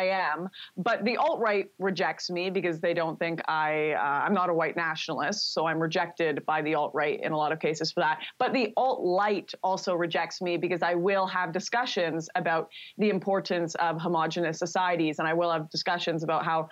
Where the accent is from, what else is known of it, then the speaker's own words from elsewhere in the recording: Vancouver, British Columbia, Canada; my hometown of Vancouver